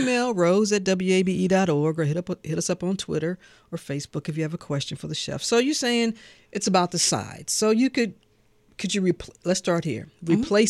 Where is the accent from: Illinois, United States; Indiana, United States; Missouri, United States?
Missouri, United States; St. Louis; I'm from St. Louis